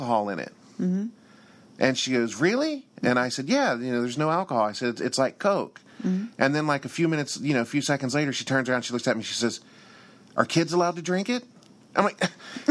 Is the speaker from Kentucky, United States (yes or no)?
yes; Kentucky, United States; I'm from Kentucky, and for us, drinking out of jars is pretty standard